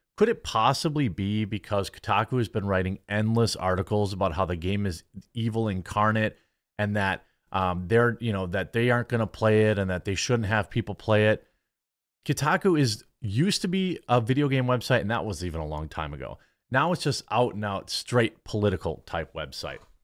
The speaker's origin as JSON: {"language": "English", "region": "Wisconsin", "country": "United States", "said": "I'm from Wisconsin, all right? Wisconsin."}